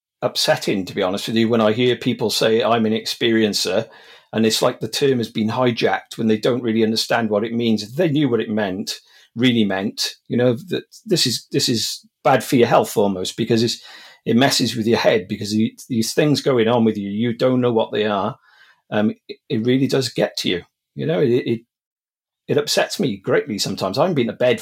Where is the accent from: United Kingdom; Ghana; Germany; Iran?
United Kingdom; Wales; also born or lived in Monmouthshire; I'm from Wales. I live in Monmouthshire now, but I've lived all over South Wales in the UK.